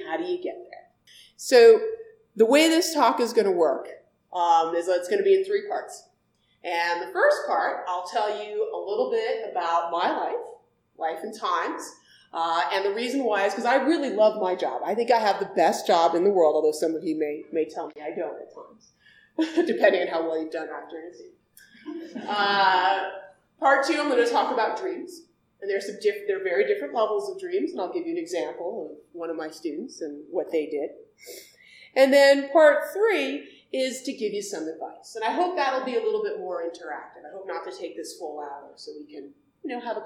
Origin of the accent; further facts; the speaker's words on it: Seattle, Washington, United States; moved away as an adult; also born or lived in Columbia, South Carolina; now in South Carolina, United States; I grew up in Seattle, Washington